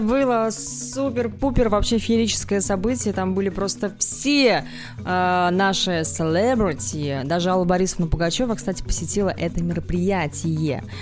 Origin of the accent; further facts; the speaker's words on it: Kaliningrad, Kaliningrad Oblast, Russia; я из Калининграда